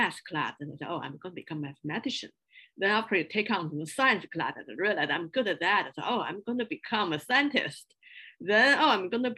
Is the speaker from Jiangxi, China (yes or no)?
no; Beijing, China; English is a second language; moved away as an adult; also born or lived in small town near Shanghai / Chapel Hill; I grew up in China in a small town near Shanghai in southern part of China. Then after a few years in hometown with grandparents, then I moved to Beijing to join my parents and started all my school life there. So all my education are in Beijing.